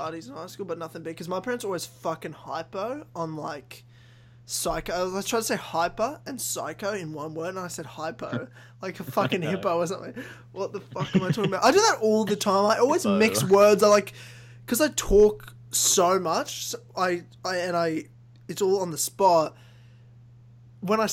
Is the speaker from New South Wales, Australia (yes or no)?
no; Queensland, Australia; moved away as an adult; also born or lived in Ballarat, Victoria; now in Melbourne, Australia; I moved, when I was 8, up to Queensland, where I spent... Yeah, my childhood and teenage years until I moved back at 19, where I am right now